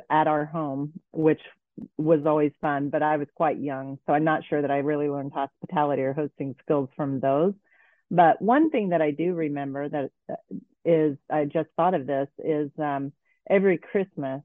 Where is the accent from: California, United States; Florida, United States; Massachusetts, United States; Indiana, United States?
Indiana, United States; Kokomo; also born or lived in Vail, Colorado; I grew up in a manufacturing town called Kokomo